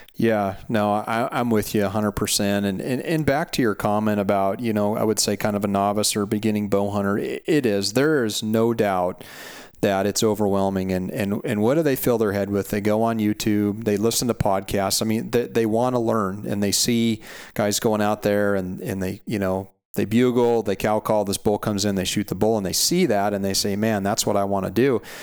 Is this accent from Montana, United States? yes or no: yes; Montana, United States; moved away as an adult; now in Central Coast of California, United States; I was born and raised in Montana